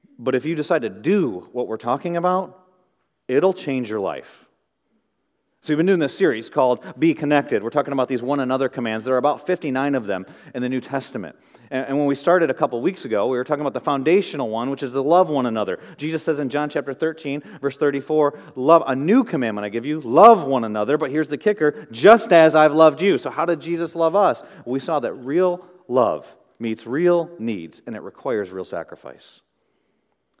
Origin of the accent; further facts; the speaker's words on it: Midwest, United States; as a young boy growing up in the Midwest